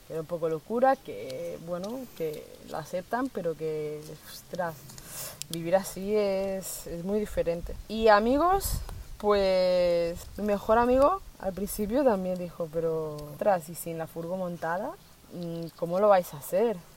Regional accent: Colombia; tenía a mi madre y a mi hermano aquí, que como os comentaba que somos de Colombia, pero se fueron hace un año y medio.

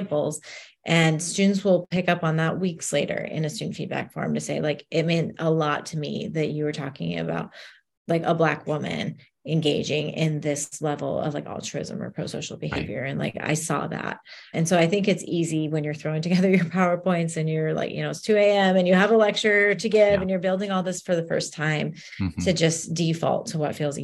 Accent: United States; I was born and raised in the States

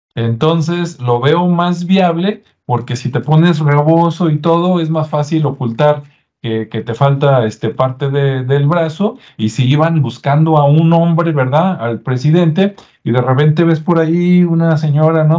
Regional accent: Mexico; como los mexicanos

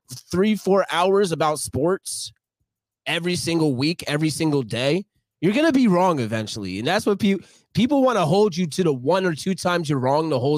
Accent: Philadelphia, Pennsylvania, United States; I'm from Philly

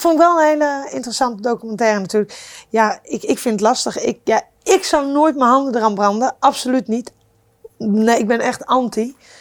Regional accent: Netherlands; ik kom uit Nederland, klein land

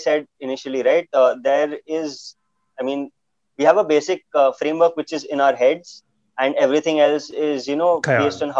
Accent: Kolkata, West Bengal, India; born there; I was born in Kolkata. And like everyone in my family can speak Bengali except me.

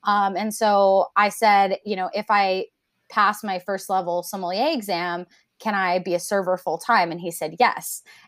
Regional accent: Japan; cause I grew up in Japan and I would eat lychees like all the time.

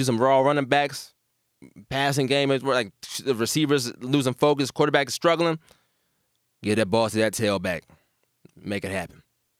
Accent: Texas, United States; Just respect my state, please. Respect my home state. … at Texas.

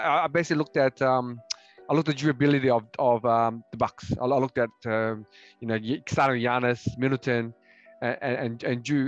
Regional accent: Australia; We're from Australia

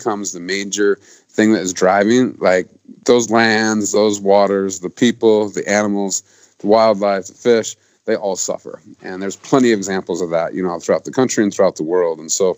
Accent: Montana, United States; in my home state of Montana

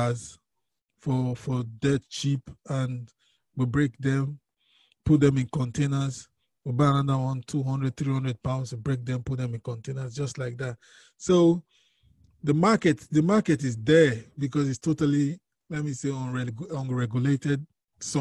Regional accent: Nigeria; I'm from Nigeria, and my family background, my dad was a businessman

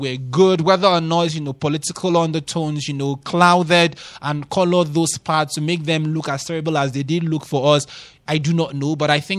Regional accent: Nigeria; These days, as a Nigerian, when you talk about single figure inflation, you're like, I don't know when last I experienced, 5% inflation rate or 4% inflation rate.

